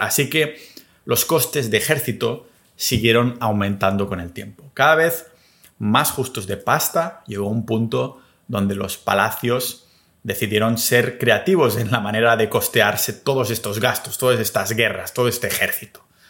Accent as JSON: {"language": "Spanish", "region": "Catalonia", "country": "Spain", "tie": "born or raised there", "also_born_or_lived": "New Zealand / Australia", "said": "mi pueblo, catalán"}